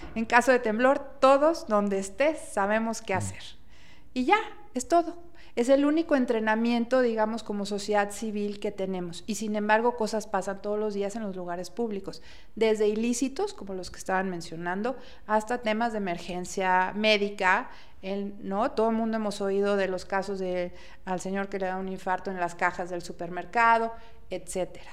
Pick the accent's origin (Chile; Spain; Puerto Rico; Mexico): Mexico; como mexicanos